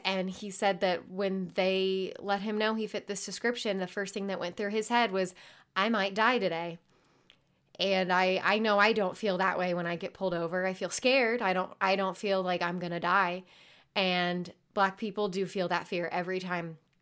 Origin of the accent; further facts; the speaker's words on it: Carmel, Indiana, United States; I grew up in Indianapolis, Indiana, uh, more specifically Carmel, Indiana.